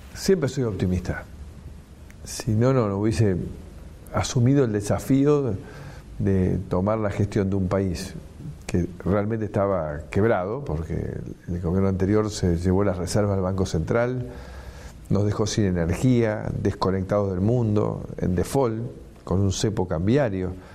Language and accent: Spanish; Argentina; somos un país